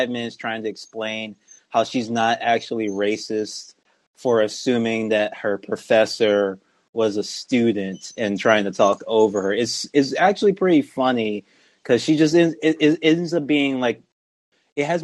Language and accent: English; Louisiana, United States; I'm from Louisiana